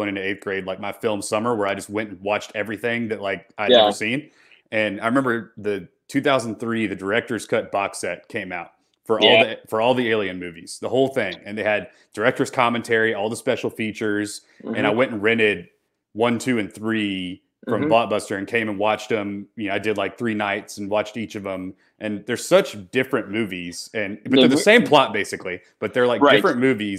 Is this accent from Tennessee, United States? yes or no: yes; Bartlett, Tennessee, United States; we both grew up in Memphis. I grew up in Bartlett. I'm an only child. My parents both worked.